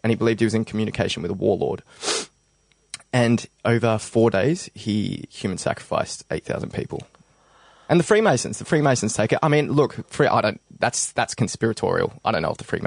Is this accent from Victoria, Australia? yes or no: yes; Belgrave, Victoria, Australia; when I was, like, 16, because I came from the Belgrave area